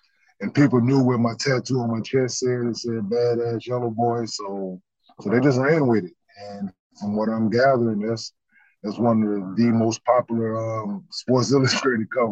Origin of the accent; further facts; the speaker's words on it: Dallas, Texas, United States; also born or lived in Michigan; growing up in Dallas and playing at the Rec Center